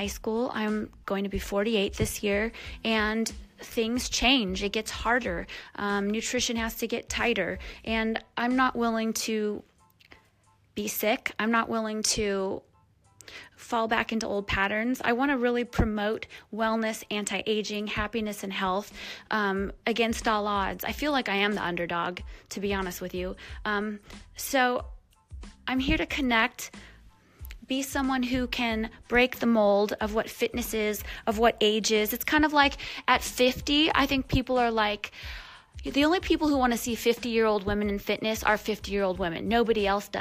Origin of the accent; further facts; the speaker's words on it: Michigan, United States; I lived with my family growing up in Michigan